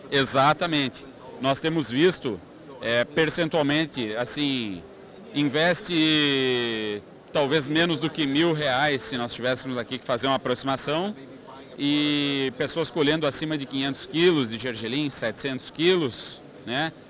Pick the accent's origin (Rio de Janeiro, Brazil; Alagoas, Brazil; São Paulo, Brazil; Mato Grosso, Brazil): Mato Grosso, Brazil; Canarana; lá na minha cidade, Canarana, no Mato Grosso, lá no Vale do Araguaia